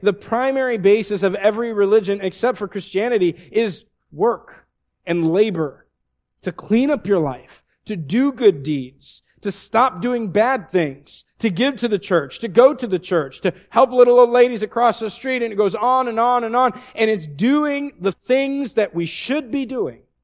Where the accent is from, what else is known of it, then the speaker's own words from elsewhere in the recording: the Northwest, Pacific Northwest, United States; moved away; I looked like I'm exactly from the Northwest